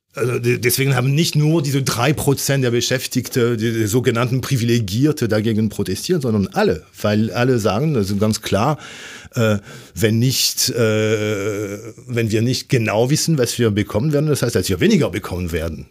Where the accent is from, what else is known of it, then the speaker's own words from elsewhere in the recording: France; German is a second language; moved away as an adult; now in Germany; obwohl ich 30 Jahre in Deutschland lebe, aber als Franzose